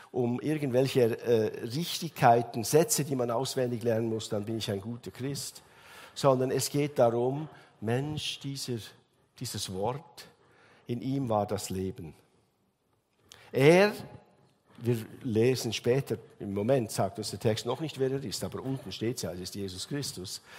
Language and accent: German; Switzerland; Bei uns in der Schweiz sagen wir Gotthard Simplon.